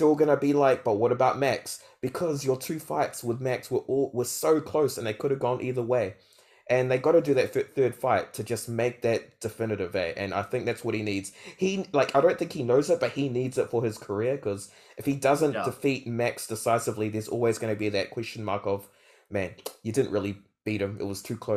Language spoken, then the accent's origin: English; New Zealand; I'm a Kiwi.